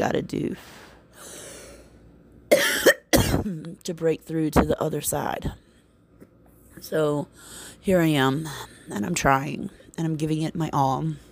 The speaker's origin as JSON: {"language": "English", "town": "Baton Rouge", "region": "Louisiana", "country": "United States", "tie": "born or raised there", "said": "that's what I love about my hometown. People could talk shit about Baton Rouge"}